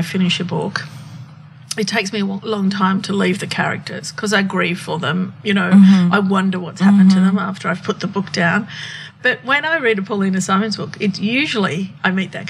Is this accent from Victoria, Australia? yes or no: no; Sydney, New South Wales, Australia; English is a second language; also born or lived in Lebanon; I was born in Australia, but my family, in a way, we were over there and then came back. Anyway, long story short, my memory of Sydney is arriving as a six-year-old